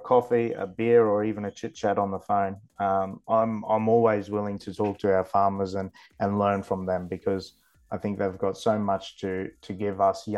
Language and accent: English; the Burdekin, Queensland, Australia; born and bred in the Burdekin, sugar is my life